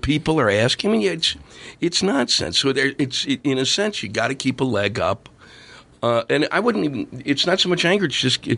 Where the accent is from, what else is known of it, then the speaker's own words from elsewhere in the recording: Silver Spring, Maryland, United States; this little room in Silver Spring, Maryland, my hometown